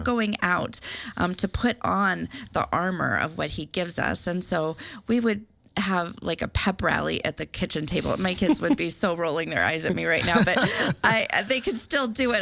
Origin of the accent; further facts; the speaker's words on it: Iowa, United States; I'm from Iowa